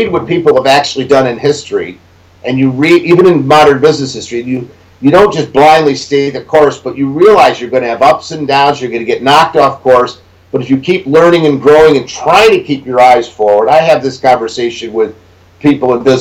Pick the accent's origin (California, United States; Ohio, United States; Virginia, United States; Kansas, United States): Ohio, United States; Cleveland; I spent a lot of time in my hometown, which is one of the reasons I choose to live in Cleveland